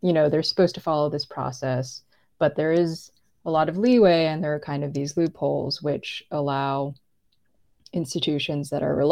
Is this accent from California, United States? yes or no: yes; California, United States; I'm not Native. I grew up in California